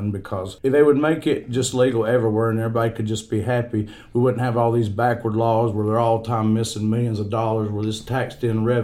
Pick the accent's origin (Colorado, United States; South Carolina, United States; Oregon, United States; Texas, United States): South Carolina, United States; Easley; I'm from Staunton Bridge, also known as Easley.